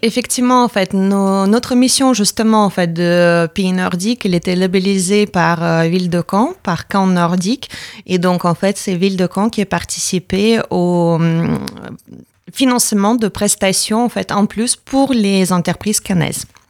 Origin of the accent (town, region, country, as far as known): Latvia; French is a second language; moved away as an adult; now in France